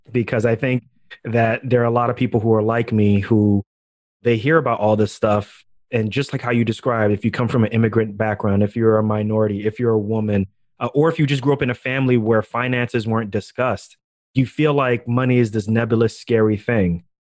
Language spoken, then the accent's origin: English; New York, United States; growing up in New York, my family's from Ghana, also, as you already know by the last name.